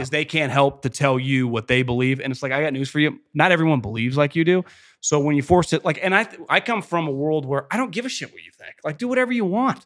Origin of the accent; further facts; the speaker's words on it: Davis, California, United States; also born or lived in Fresno / Philadelphia; born and raised in Davis, went to Cal Poly, two years of Fresno, off to Philadelphia